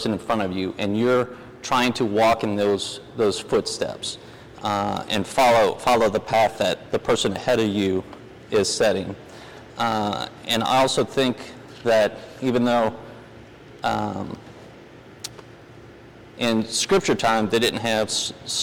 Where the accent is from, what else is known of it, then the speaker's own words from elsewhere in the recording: New Orleans, Louisiana, United States; moved away as an adult; also born or lived in Denver, Colorado; now in Charlotte, United States; I actually grew up in New Orleans, is where I was born and raised